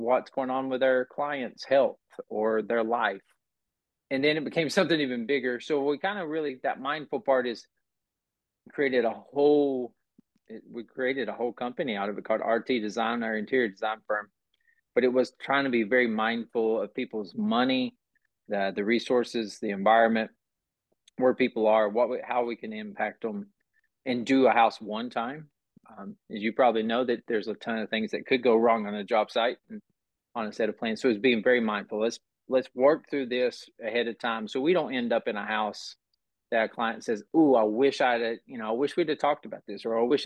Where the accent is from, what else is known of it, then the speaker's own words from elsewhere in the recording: Burnsville, North Carolina, United States; I grew up outside of Asheville, North Carolina, in a small town named Burnsville.